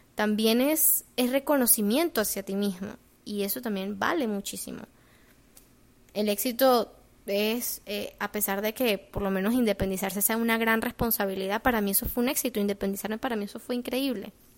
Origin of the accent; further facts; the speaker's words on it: Venezuela; moved away as an adult; now in United States; Yo cuando me vine de Venezuela